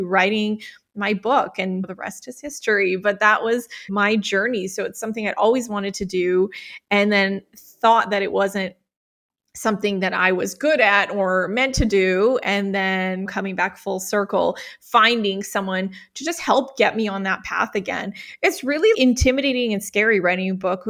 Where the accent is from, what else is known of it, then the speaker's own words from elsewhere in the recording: Calgary, Alberta, Canada; I am from Calgary, Alberta, Canada. So Canadian.